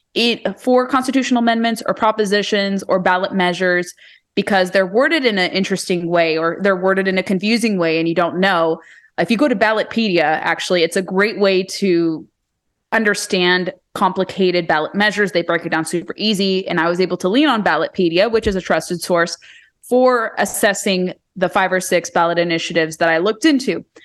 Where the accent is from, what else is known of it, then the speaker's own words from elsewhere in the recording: California, United States; moved away as an adult; now in Virginia, United States; I'm from California originally.